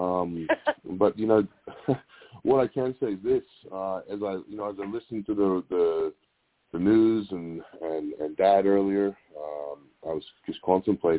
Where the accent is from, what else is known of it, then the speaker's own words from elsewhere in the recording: Australia; when I was growing up in Australia